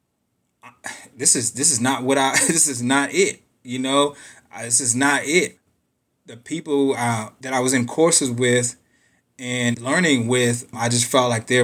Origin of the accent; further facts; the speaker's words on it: Pittsburgh, Pennsylvania, United States; now in Austin, United States; I was born and raised in Pittsburgh.